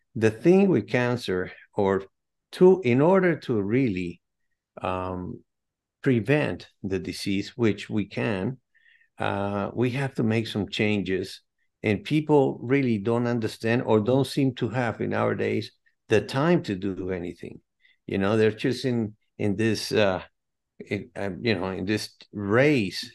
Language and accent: English; Caracas, Capital District, Venezuela; now in United States; I'm originally from South America, Caracas, Venezuela, but I've been in the States since nineteen seventy-eight